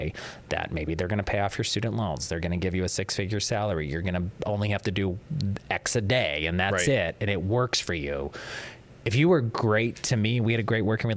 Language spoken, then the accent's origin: English; Johnstown, Pennsylvania, United States; moved away as an adult; now in Northeastern Pennsylvania, United States; I'm originally from Johnstown, Pennsylvania